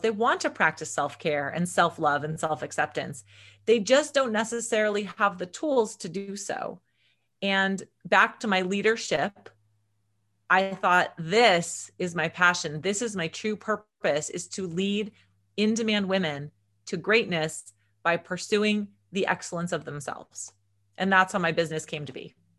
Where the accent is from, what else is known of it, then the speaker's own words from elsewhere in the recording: Agoura Hills, California, United States; also born or lived in Los Angeles / Conejo Valley / Santa Barbara; I grew up in Agora Hills, which is just outside of Los Angeles with my parents and my brother.